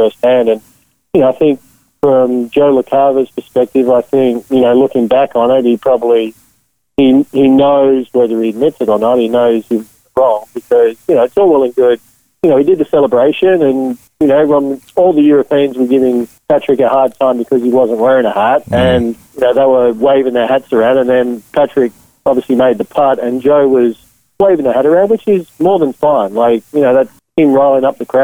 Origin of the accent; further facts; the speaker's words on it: Australia; I was born in Australia